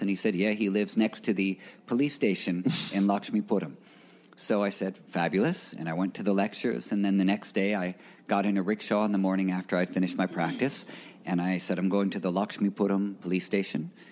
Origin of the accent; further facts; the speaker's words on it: New York City, New York, United States; I'm from New York City, a native New Yorker. Um, I grew up in Greenwich Village